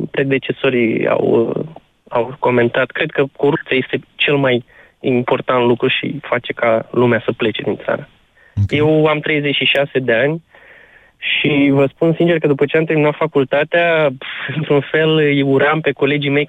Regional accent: Galați, Galați County, Romania; now in Tulcea, Romania; Nu, am plecat din Galați, m-am mutat la Tulcea

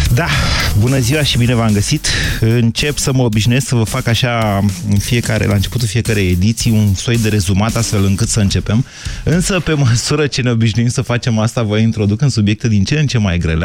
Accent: Oltenia, Romania; noi oltenii

